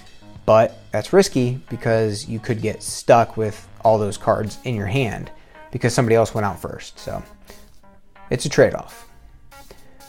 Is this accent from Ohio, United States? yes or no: yes; Ohio, United States; growing up in Ohio